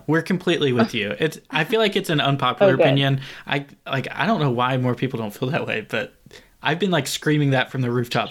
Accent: Tennessee, United States; I am from here.

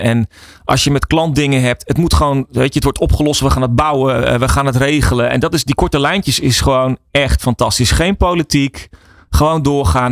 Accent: Netherlands; Wij zijn Nederlanders

